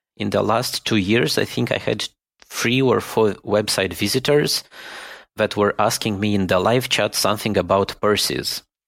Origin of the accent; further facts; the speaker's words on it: Moldova; moved away as an adult; now in Germany; I was born in Moldova and I lived all my life in Moldova.